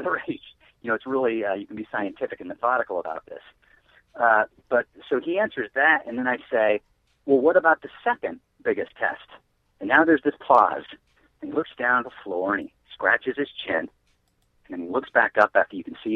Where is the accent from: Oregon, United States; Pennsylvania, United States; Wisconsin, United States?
Oregon, United States; Eugene; now in New York City, United States; I grew up in Eugene, Oregon